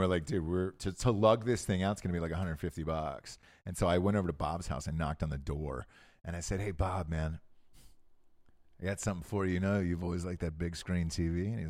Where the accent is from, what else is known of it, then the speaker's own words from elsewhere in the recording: Ireland; And all I could say, what do you want from me? I'm Irish.